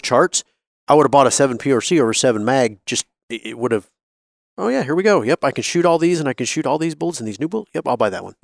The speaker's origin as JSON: {"language": "English", "region": "Wyoming", "country": "United States", "tie": "born or raised there", "said": "growing up in Wyoming"}